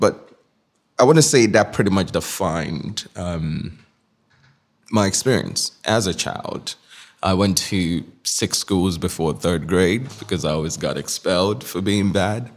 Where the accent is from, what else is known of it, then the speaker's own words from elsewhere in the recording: Nigeria; moved away as an adult; now in New York City, United States; I was born in Nigeria. So, Nigeria up until nineteen was all I knew